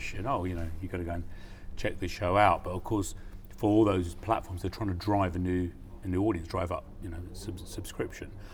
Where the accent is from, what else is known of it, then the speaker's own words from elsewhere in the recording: United Kingdom; as a British producer